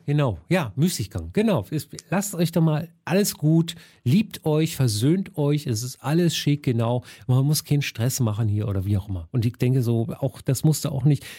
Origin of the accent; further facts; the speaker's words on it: Berlin, Germany; ich bin schon Westberliner Kind